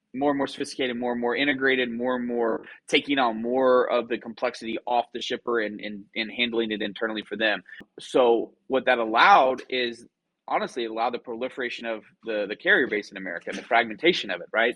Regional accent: Clinton, Oklahoma, United States; moved away as an adult; also born or lived in Waco, Texas / Dallas, Texas / New York; I grew up in a small town in western Oklahoma on I 40 called Clinton, Oklahoma, town about 6,000 people

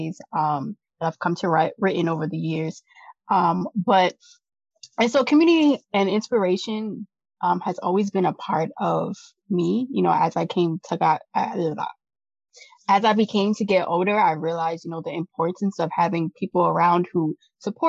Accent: New York, United States; I come from New York

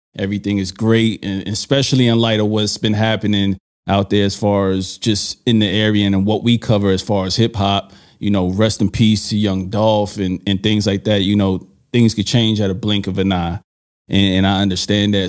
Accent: New York City, New York, United States; moved away; I'm from Brooklyn

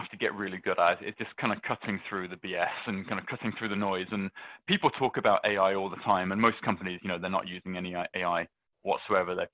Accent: United Kingdom; moved away; I, I'm I'm British. I will always be British. I, lo- I love going back

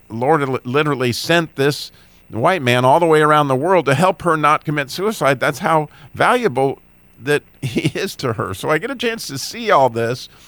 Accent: Idaho, United States; born there; also born or lived in North Carolina / Illinois / Michigan / California; I was born in Idaho, but I live in North Carolina.

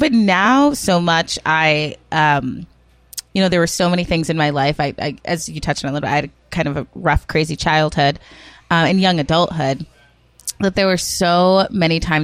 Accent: Rochester, New Hampshire, United States; also born or lived in Worcester, Massachusetts; My grandparents raised me and a couple of my cousins in Rochester, New Hampshire.

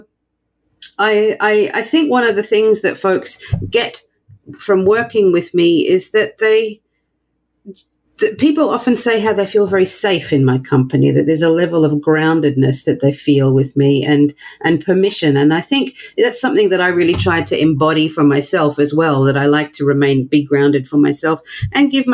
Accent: Australia; now in New York, United States; I'm not American. I'm from Australia, but I live in New York

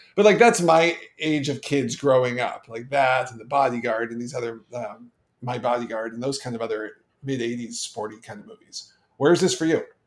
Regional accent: Canada; being Canadian

